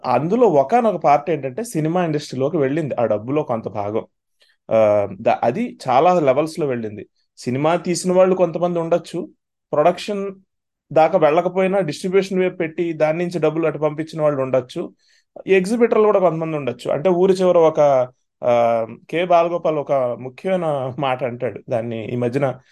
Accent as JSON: {"language": "Telugu", "area": "near Tadepalligudem and Tanuku", "region": "Andhra Pradesh", "country": "India", "tie": "born or raised there", "said": "మా దగ్గర తాడేపల్లిగూడెంలో అప్పటికే థియేటర్స్ ఉందనుకోండి తణుకులో ఉందనుకోండి మా మా ఊరు దగ్గర"}